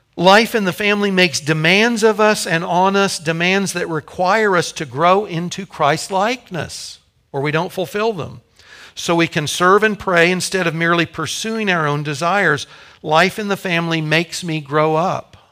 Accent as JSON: {"language": "English", "town": "Topeka", "region": "Kansas", "country": "United States", "tie": "born or raised there", "said": "Kathy and I grew up in Topeka. Our families are here, our parents were here."}